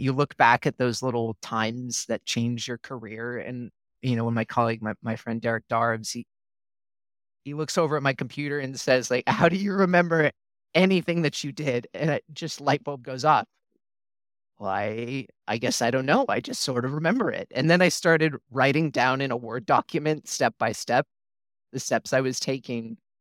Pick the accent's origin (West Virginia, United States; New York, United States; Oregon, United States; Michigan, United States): Oregon, United States; moved away as an adult; also born or lived in Minnesota / Texas; I'm from Oregon originally, did my undergrad at the University of Oregon